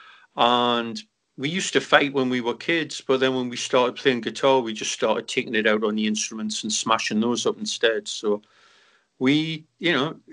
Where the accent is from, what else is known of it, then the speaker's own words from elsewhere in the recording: Newcastle upon Tyne, North East England, United Kingdom; moved away; three young kids out of Newcastle